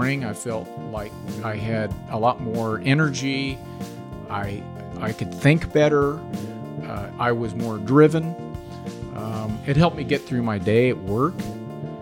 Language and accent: English; Kansas City, Kansas, United States; I grew up in the Kansas City area and went to school at Shawnee Mission West, on to college at University of Kansas